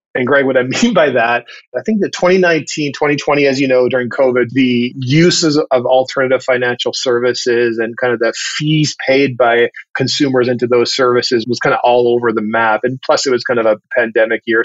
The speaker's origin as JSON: {"language": "English", "town": "Vancouver", "region": "British Columbia", "country": "Canada", "tie": "born or raised there", "moved": "yes", "lives_now": "Atlanta, United States", "said": "I grew up in the Pacific Northwest in and around Vancouver, Canada."}